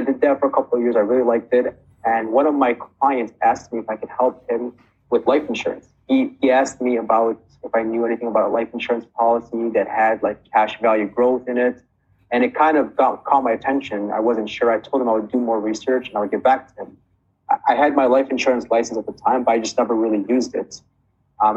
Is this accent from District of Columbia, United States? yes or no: no; Chicago, Illinois, United States; I'm from Chicago, Illinois